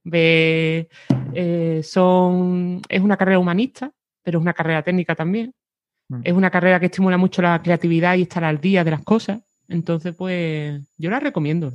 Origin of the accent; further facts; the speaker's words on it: Cádiz, Andalusia, Spain; moved away as an adult; soy de Cádiz. Lo que pasa que me fui de allí a los 18